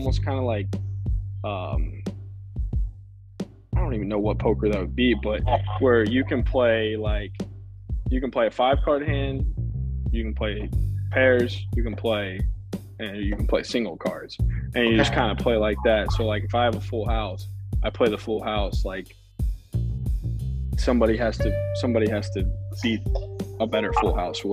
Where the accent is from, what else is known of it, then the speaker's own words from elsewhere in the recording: Houston, Texas, United States; I'm from Houston